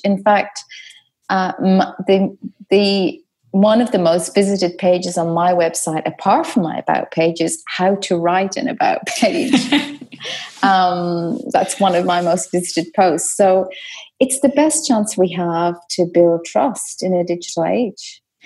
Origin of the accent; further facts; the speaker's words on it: Dublin, Leinster, Ireland; I was brought up in Dublin